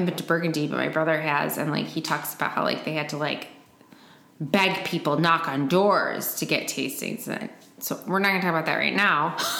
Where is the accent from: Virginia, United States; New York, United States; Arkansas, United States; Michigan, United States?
Michigan, United States; My home state.